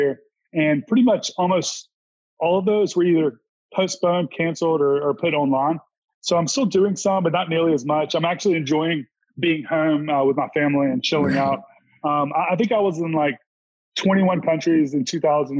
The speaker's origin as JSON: {"language": "English", "region": "Mississippi", "country": "United States", "also_born_or_lived": "Los Angeles", "said": "I'm from Mississippi and I live in Mississippi"}